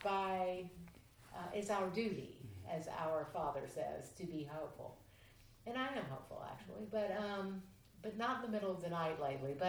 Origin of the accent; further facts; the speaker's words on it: Port Royal, Kentucky, United States; the church that I grew up in Port Royal